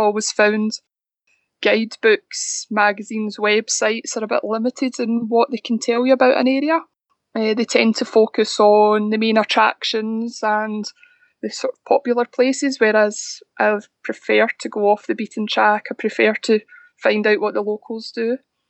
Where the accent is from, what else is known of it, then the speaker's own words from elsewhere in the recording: Glasgow, Scotland, United Kingdom; moved away as an adult; now in Isle of Bute, United Kingdom; I'm based on the Isle of Bute. I was previously lived in Glasgow for all my life up until 2 years ago